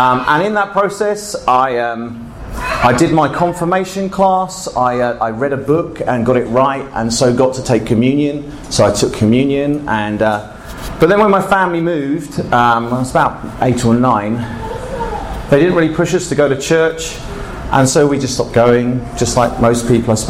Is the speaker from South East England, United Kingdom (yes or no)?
yes; Bognor Regis, South East England, United Kingdom; I grew up in England, actually in a place called Bognor Regis